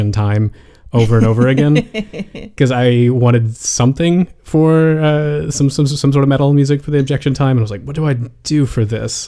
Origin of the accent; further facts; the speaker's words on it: United States; as an American